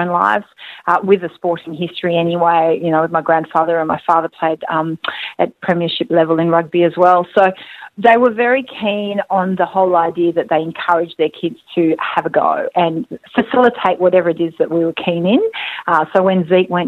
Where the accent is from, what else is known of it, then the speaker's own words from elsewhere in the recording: France; moved away; also born or lived in Austria; growing up in France, I used to do cross-country running